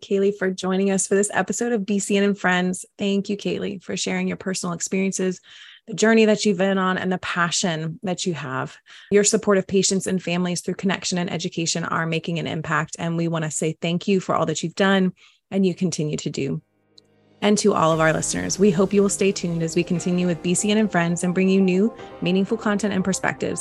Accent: the South, United States; I'm from the South

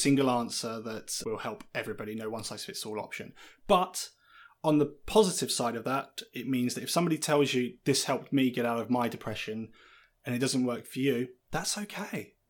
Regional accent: Lincolnshire, East Midlands, United Kingdom; now in Brighton, United Kingdom; I spent a large part of my time growing up in Lincolnshire

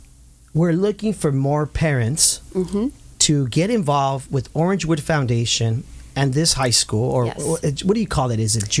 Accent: Santa Ana, California, United States; I'm a native of Santa Ana. I grew up in Santa Ana

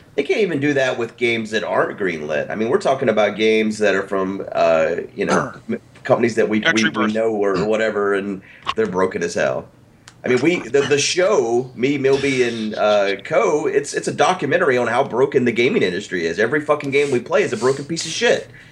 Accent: the South, United States; I'm a Southerner

